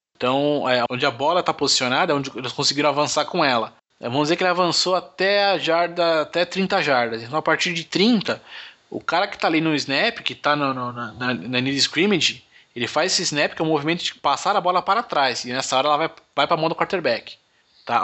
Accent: Brazil; eu falo meu inglês é, é, é de brasileiro

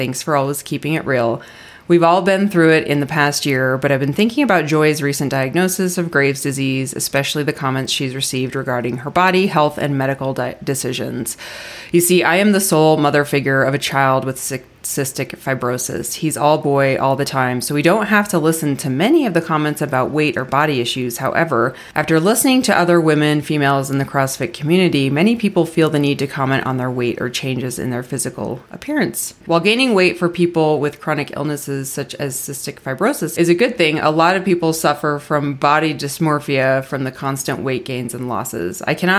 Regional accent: Melbourne, Victoria, Australia; Greetings from Melbourne, Australia. I want to say it, Melbourne, Australia. Did I say it all right? Is my accent good?

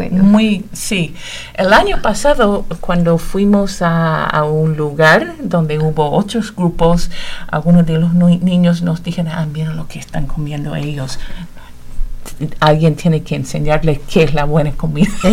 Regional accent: Connecticut, United States; also born or lived in Indiana; now in Bloomington, United States; De aquí de Estados Unidos, del estado de Connecticut. Hace muchísimos años que no vivo en Connecticut, pero sí nací allá

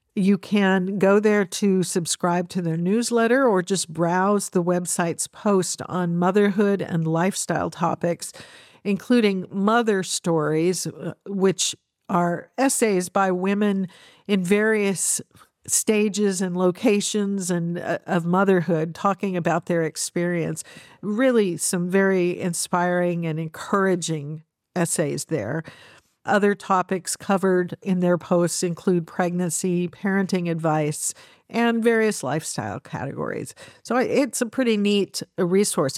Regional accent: United States; as an American

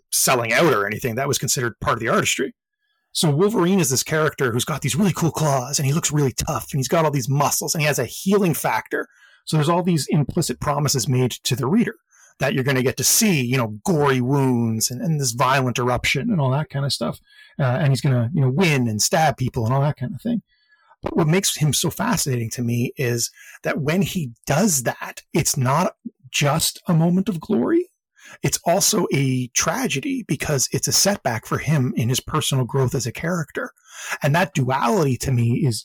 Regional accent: Canada; I'm Canadian

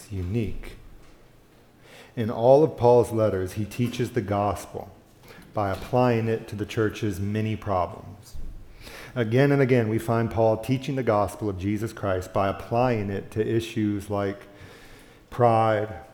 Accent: the South, United States; I grew up in the South

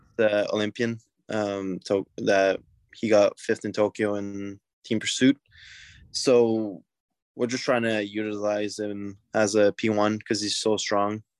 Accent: Quebec, Canada; I'm from Quebec

